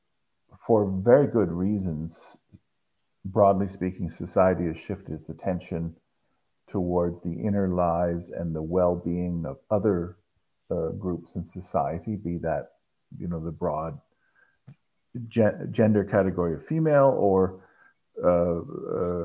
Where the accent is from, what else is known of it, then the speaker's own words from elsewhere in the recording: Toronto, Ontario, Canada; Grew up in the suburbs of Toronto